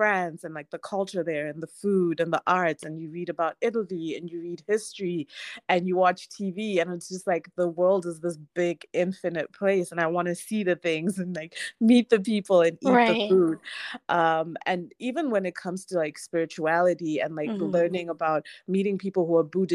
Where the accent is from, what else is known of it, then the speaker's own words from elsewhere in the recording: Harare, Zimbabwe; I grew up in Harare, I grew up in Zimbabwe